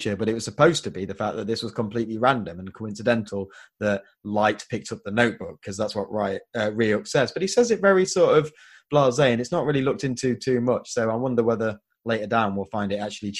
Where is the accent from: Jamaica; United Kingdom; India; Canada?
United Kingdom; England; we as English consider ourselves an old country